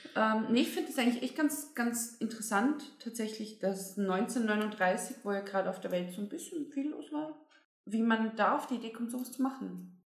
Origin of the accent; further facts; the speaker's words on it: Bavaria, Germany; now in Austria; ich komme zwar aus Bayern